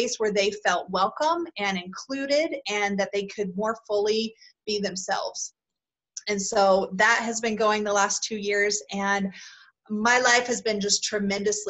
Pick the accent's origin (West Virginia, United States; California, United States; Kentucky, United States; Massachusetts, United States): Kentucky, United States; now in Utah, United States; I'm originally from Kentucky and now live out in Utah.